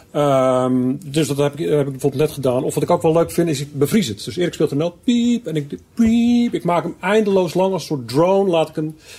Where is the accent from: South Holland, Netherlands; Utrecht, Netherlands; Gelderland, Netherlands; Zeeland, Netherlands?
Zeeland, Netherlands; ik kom uit Zeeland